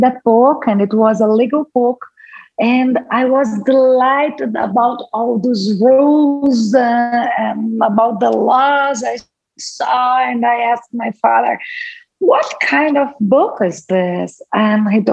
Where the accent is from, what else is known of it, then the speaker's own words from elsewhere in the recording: Brazil; first language Portuguese; English is a second language; I was born in Brazil. I live in Brazil